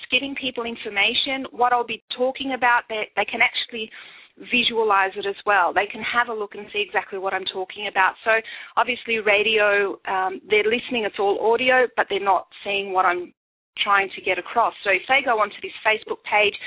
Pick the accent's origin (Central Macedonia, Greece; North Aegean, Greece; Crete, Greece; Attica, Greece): Crete, Greece; moved away as an adult; also born or lived in Athens, Greece; now in Australia; my hometown of Crete